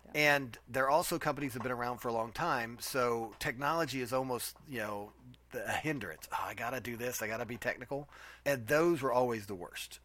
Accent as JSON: {"language": "English", "town": "Nashville", "region": "Tennessee", "country": "United States", "tie": "born or raised there", "said": "We are born and bred in Nashville. I'm a native"}